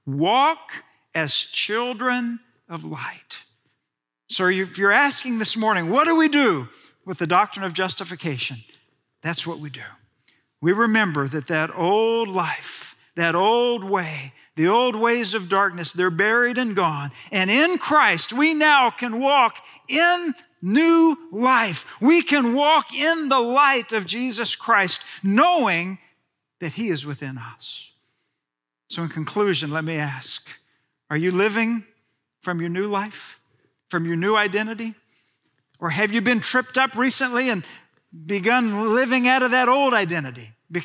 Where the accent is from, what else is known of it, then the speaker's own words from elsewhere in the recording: Friendswood, Texas, United States; I've told you that I was raised in Friendswood, Texas, suburb south of Houston.